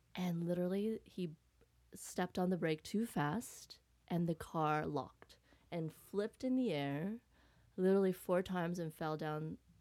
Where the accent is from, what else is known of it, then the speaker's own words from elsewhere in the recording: Vietnam; I was born in Vietnam